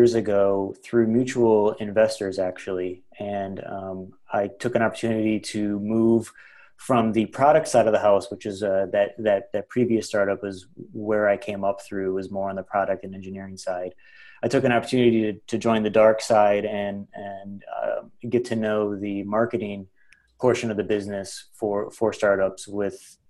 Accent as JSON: {"language": "English", "region": "northern Wisconsin", "country": "United States", "tie": "born or raised there", "also_born_or_lived": "Milwaukee", "said": "I grew up in northern Wisconsin. So I'm just an all shucks farm boy"}